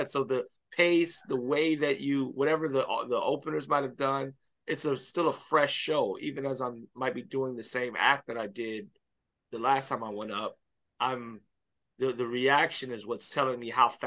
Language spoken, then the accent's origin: English; Miami, Florida, United States; Yes, yeah. I grew up in Miami Baptist Church.